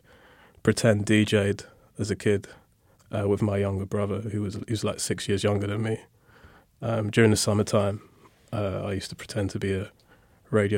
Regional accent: London, United Kingdom; growing up in Lewisham

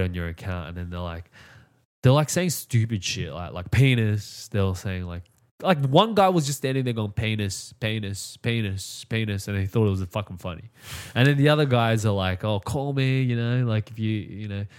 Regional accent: Australia; I come from Australia

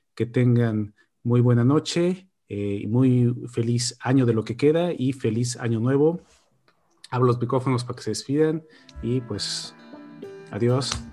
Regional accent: Mexico; moved away; Y somos mexicanos, entonces pues, comíamos pozole

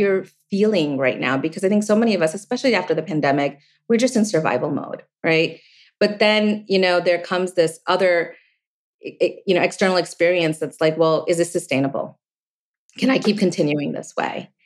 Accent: East Coast, United States; I grew up on the East Coast, you know, in an Asian family

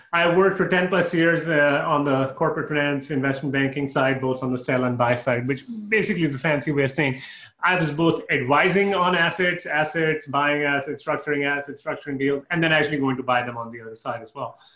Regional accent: Canada; moved away as an adult; again, I moved from Canada, and I realized okay, my taxes are somewhat similar.

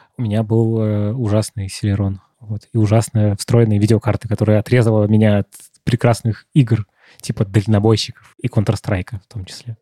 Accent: Moscow, Russia; в том районе, где я рос, в Марьино

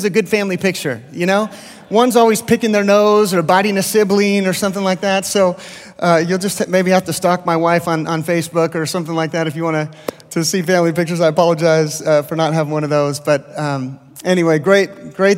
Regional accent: the Bay Area, California, United States; also born or lived in Lindale, Texas; now in Texas, United States; I grew up in California

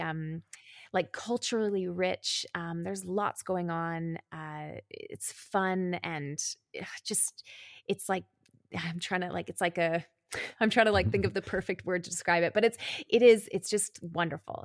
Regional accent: Calgary, Alberta, Canada; moved away as an adult; now in Berlin, Germany; I grew up in Canada. I am Canadian. I was in Calgary, which is a city in Alberta

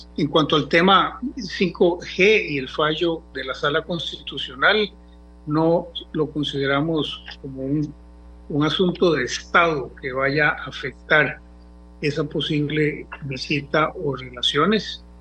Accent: Costa Rica; como los costarricenses

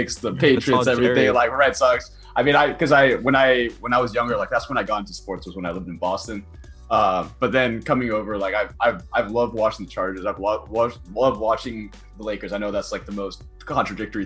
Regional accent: Finland; moved away; I'm originally from Finland, like that's our sport is hockey. Like that's why I grew up loving hockey

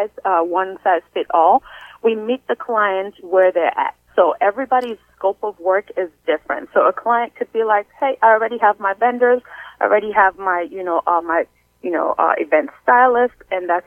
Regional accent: Sierra Leone; now in United States; I'm originally from Sierra Leone, West Africa

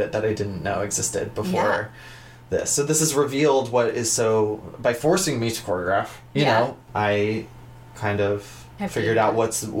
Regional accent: New Jersey, United States; also born or lived in New York; I'm from New Jersey, 3 hours away.

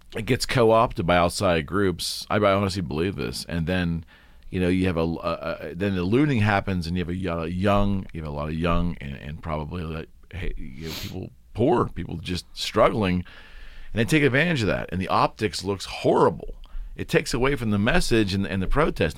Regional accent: United States; as an American

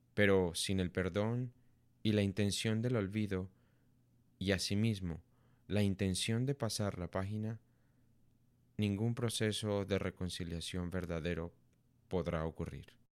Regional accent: Colombia; Como colombianos hemos sufrido por las consecuencias devastadoras de la guerra en nuestro país durante seis décadas

